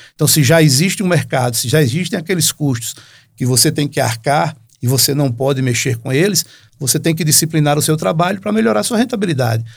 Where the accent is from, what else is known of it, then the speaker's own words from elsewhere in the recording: Northeast Region, Brazil; now in Natal, Brazil; Lá na, pelas bandas do Nordeste, minha terra